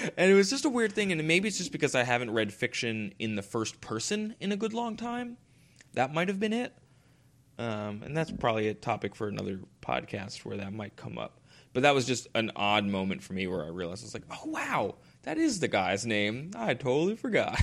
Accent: United States; myself as an American

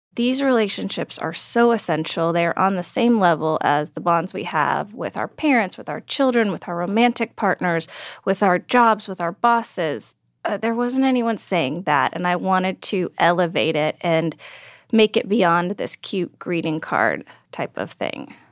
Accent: Texas, United States; I grew up in Texas

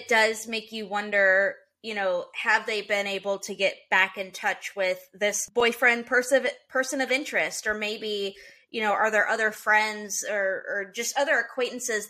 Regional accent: Middle Tennessee, United States; I grew up in Middle Tennessee

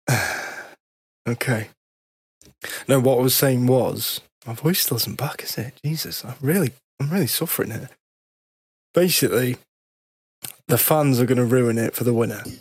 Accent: United Kingdom; I want Lewis Hamilton to win that eighth title as a British F1 fan. I love F1. I'm a British fan.

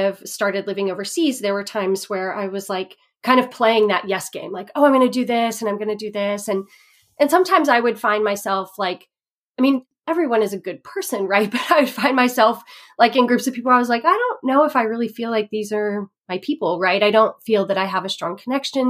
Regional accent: Texas, United States; moved away; also born or lived in Indiana / overseas; when I was 5 years old, we moved from Indiana, where my parents had grown up together. They lived in the same town forever. And when I was 5, we moved to Texas

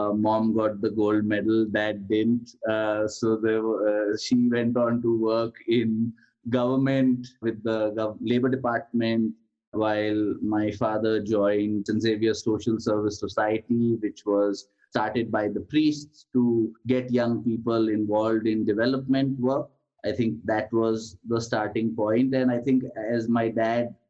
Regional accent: Ahmedabad, Gujarat, India; So I grew up in Ahmedabad in the 1980s

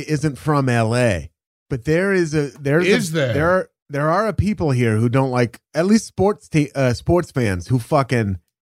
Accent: Portland, Oregon, United States; also born or lived in Milwaukie, Oregon; I'm from Portland

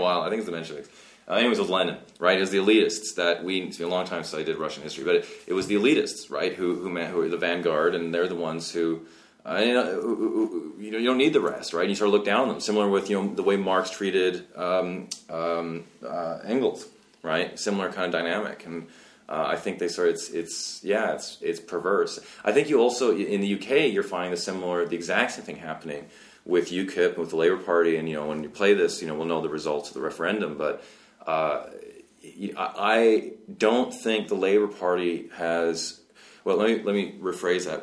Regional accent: West Coast of Canada, Canada; I grew up in West Coast of Canada

